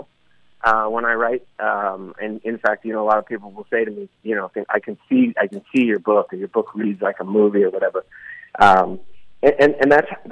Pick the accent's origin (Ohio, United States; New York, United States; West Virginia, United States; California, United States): California, United States; Burlingame; moved away; also born or lived in San Francisco, California; I grew up in Burlingame, California, and I lived up on Mira Loma Park for about 12 years. So San Francisco is home for me